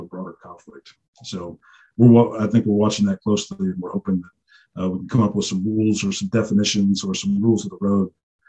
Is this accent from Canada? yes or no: no; United States; also born or lived in Russia / Eastern Europe; We grew up in the United States